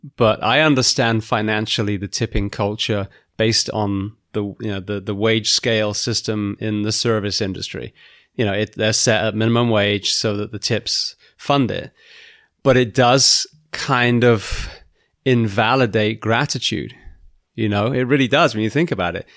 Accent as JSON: {"language": "English", "region": "England", "country": "United Kingdom", "tie": "born or raised there", "moved": "yes", "lives_now": "United States", "said": "I grew up in England"}